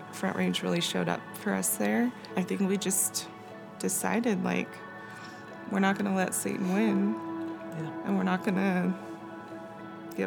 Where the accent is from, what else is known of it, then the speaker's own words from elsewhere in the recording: Southern California, United States; moved away as an adult; now in Colorado, United States; we're from Southern California, and we moved to Colorado 6 years ago